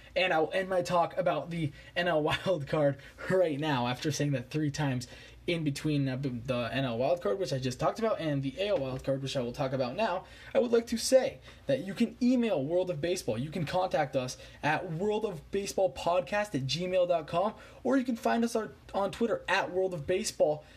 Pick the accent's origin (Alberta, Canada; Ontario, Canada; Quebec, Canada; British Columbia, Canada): Quebec, Canada; Montreal; I was born in Montreal